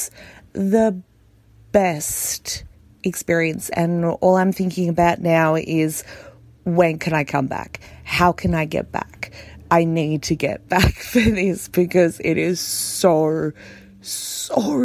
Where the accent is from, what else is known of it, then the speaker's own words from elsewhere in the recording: Australia; I came over from Australia for my first BHoF.